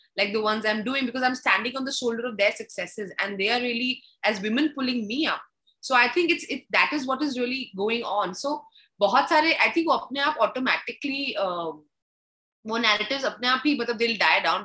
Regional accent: Delhi, India; C14 Kalka ji. That's my vibe. So that's where my first home was

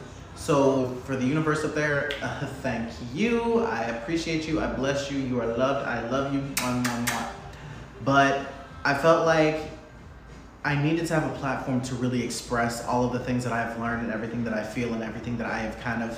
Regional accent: Michigan, United States; moved away as an adult; also born or lived in Ohio; now in Florida, United States; I'm from Michigan. I moved down here from Ohio. I've been in Florida for about 6 years now

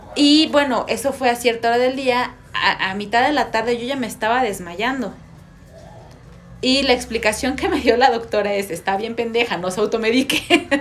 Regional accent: Mexico; como mexicanos

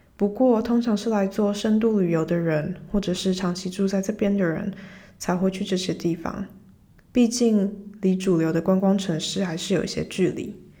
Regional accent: Taiwan; moved away as an adult; also born or lived in Groningen, Netherlands

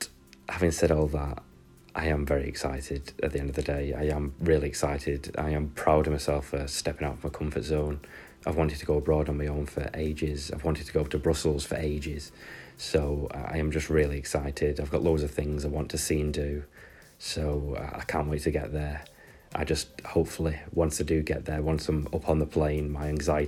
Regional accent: United Kingdom; obviously I'm British

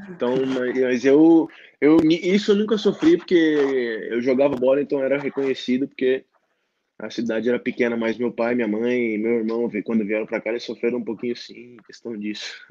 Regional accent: Brazil; accent: Brazilian; now in Italy; você já perde sotaque de, de brasileiro, de estrangeiro, né, de, do latino, o sotaque latino que a gente tem

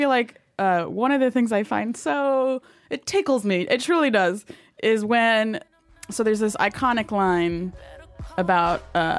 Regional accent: Northern Virginia, United States; I'm not from the South. Well, I'm from the part of Virginia that likes to distance itself from the rest of Virginia. Mm. That's Northern Virginia area. We call ourselves the DMV.

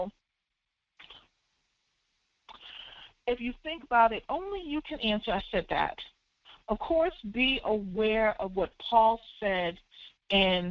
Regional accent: Philadelphia, Pennsylvania, United States; I'm from Philly, so, you know, Broad and Erie, Germantown and Westmoreland

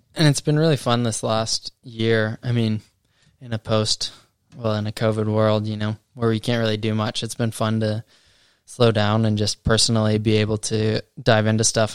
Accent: Colorado, United States; moved away as an adult; now in New Zealand; I am from America. Uh, yep, grew up in Colorado, and have lived out in New Zealand for the last five years.

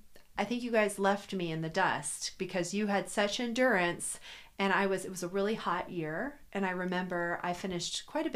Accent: Cincinnati, Ohio, United States; born or raised there; now in Chicago, United States

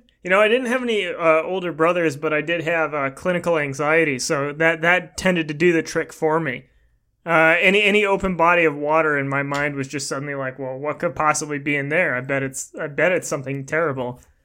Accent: Portland, Oregon, United States; where I was born. I was born in Portland

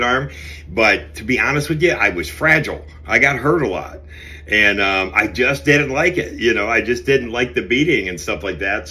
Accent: Cleveland, Ohio, United States; I grew up in Cleveland, obviously, you know, on the west side of Cleveland

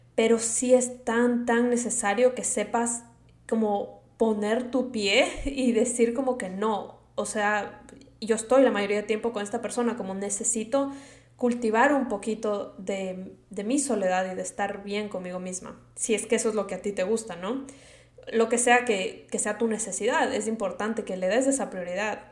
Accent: Quito, Pichincha, Ecuador; accent: Latino; moved away as an adult; now in United States; yo soy de Quito, Ecuador, y yo nací allá, me crié toda mi vida allá

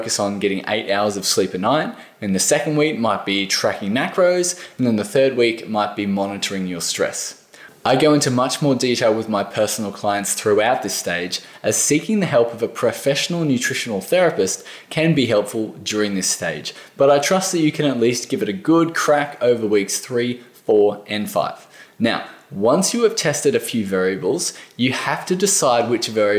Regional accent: Australia

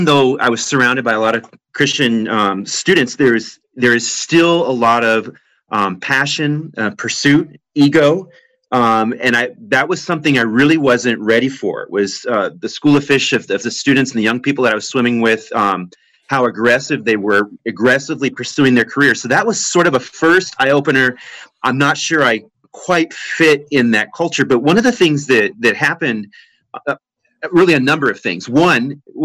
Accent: Phoenix, Arizona, United States; growing up in Phoenix at that time

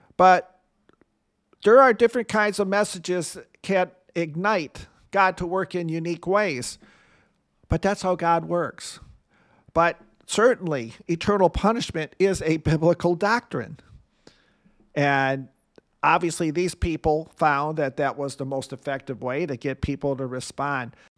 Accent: Michigan, United States; Michigan, my home state.

